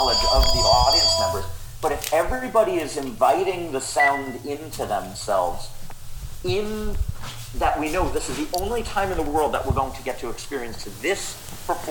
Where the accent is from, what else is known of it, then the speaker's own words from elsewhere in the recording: Long Island, New York, United States; where I grew up on Long Island